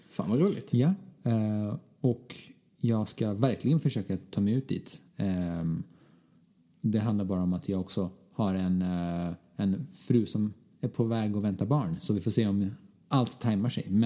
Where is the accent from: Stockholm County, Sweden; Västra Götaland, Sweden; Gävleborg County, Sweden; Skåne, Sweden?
Skåne, Sweden; accent: Scanian; Förlåt för min skånska.